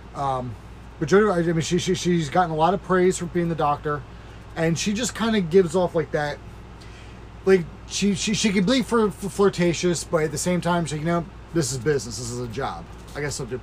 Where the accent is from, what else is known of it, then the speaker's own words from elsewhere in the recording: United States; being an American